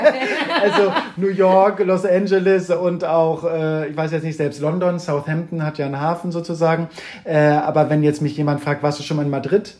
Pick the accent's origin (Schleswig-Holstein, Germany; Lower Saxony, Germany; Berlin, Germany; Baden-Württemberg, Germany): Schleswig-Holstein, Germany; Kiel; now in Hamburg, Germany; ich komme aus Kiel, wohne mittlerweile immer mal wieder on and off, aber äh, schlussendlich immer wieder in Hamburg